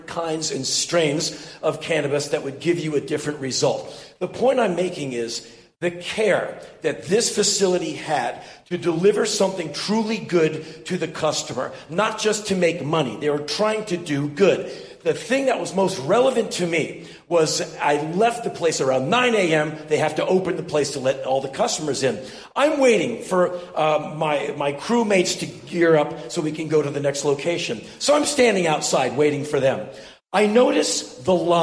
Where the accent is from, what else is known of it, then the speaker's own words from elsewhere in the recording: Washington, District of Columbia, United States; moved away as an adult; also born or lived in Los Angeles, California; I was born and raised in Washington, D.C.